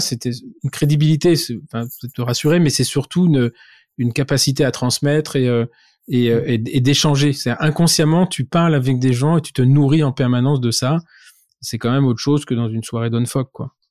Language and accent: French; France; je suis français